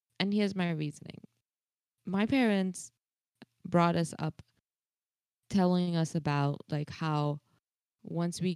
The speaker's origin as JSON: {"language": "English", "country": "India", "said": "As an Indian"}